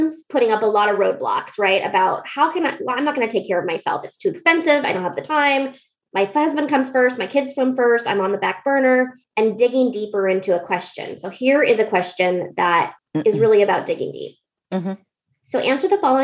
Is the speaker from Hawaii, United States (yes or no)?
no; Alaska, United States; now in Northwest, United States; I was from Alaska